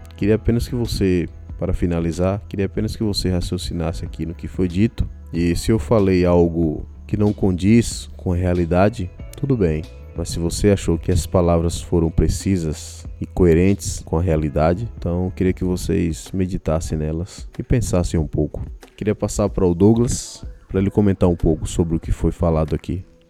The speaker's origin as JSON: {"language": "Portuguese", "country": "Brazil", "said": "sou brasileiro também"}